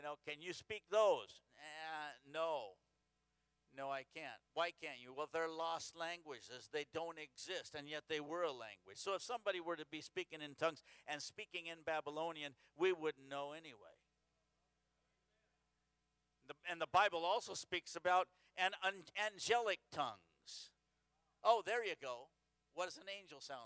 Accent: the Northwest, Pacific Northwest, United States; I'm from the Northwest

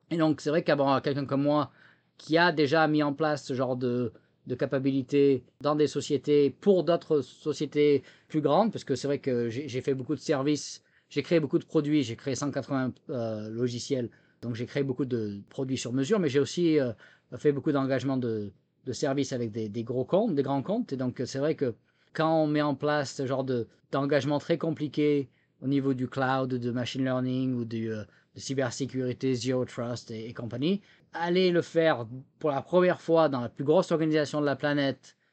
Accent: France; accent: French; now in United States; Bon, je suis américain aujourd'hui, mais c'est vrai que bon, il y a toujours l'accent français quand même même si je, perds mes mots en français aujourd'hui au bout de 12 ans

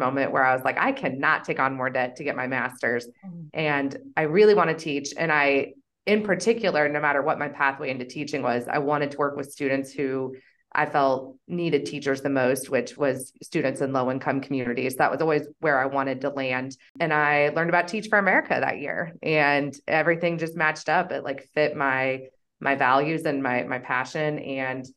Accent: Wichita, Kansas, United States; moved away as an adult; also born or lived in Boulder, Colorado; I'm originally from Wichita, Kansas

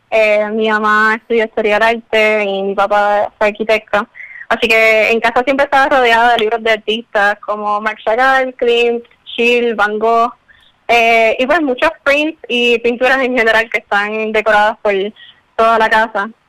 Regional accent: San Juan, Puerto Rico; Eh, yo soy de San Juan.

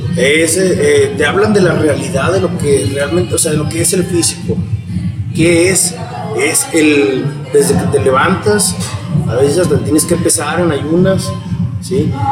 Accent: Saltillo, Coahuila, Mexico; soy aquí originario de Saltillo

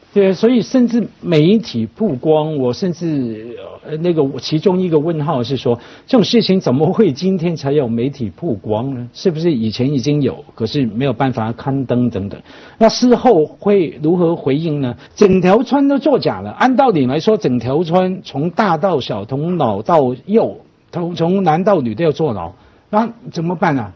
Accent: Hong Kong; 我们小时候在香港，或者说我长大之后

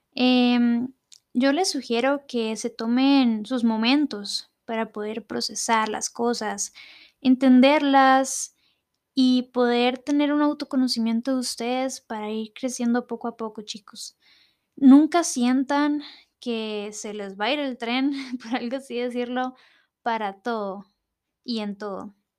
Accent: Costa Rica; acá en mi país, Costa Rica

